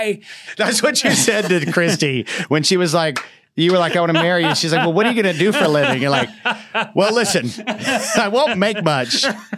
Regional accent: the South, United States; I grew up in the South and kind of a redneck town.

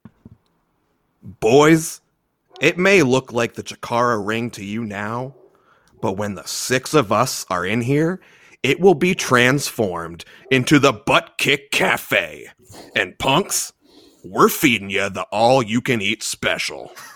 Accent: Baltimore, Maryland, United States; now in Minnesota, United States; I'm from Baltimore. I'm living in Minnesota right now

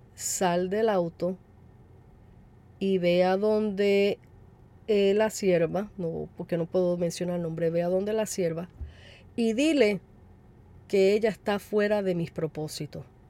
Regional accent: Puerto Rico; como decimos en Puerto Rico

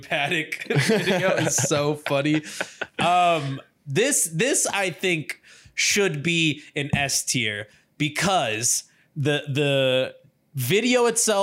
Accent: Louisville, Kentucky, United States; I'm from Louisville.

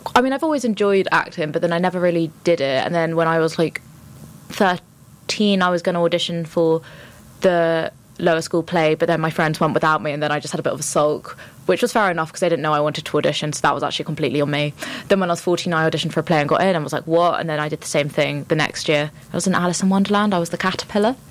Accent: London, United Kingdom; I'm from London

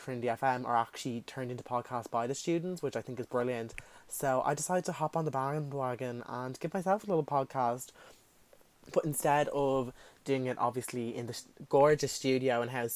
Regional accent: Dublin, Leinster, Ireland; accent: South Dublin; as you can tell by my accent, I do live in Dublin, south side

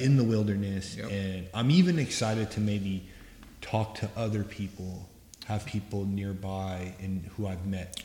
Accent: Southwest, United States; I grew up here. I grew up in the Southwest

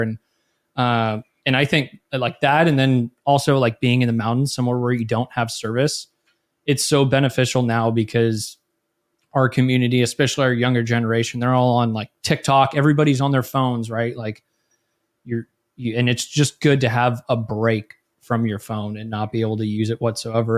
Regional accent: Millbrae, California, United States; I was born in Millbrae, California, which is, uh, about ten minutes south of San Francisco.

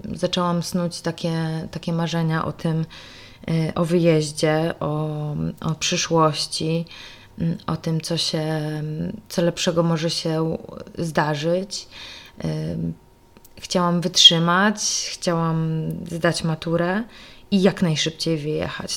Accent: Kraśnik, Lublin Voivodeship, Poland; moved away as an adult; Urodziłam się w Kraśniku

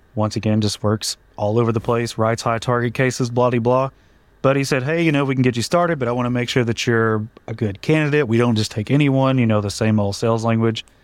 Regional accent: Duncan, Oklahoma, United States; I'm from Duncan, Oklahoma, middle of nowhere. No one's ever heard of it

